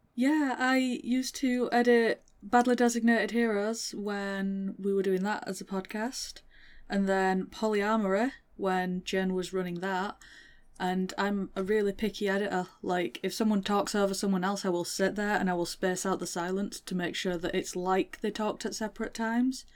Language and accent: English; Northern England, United Kingdom; accent: Northern; I'm Northern. I have to stop and speak properly when I'm speaking to someone who doesn't have my accent.